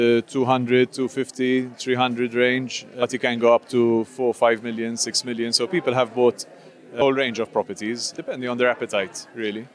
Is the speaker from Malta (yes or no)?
yes; Malta; We're a British colony for 150 years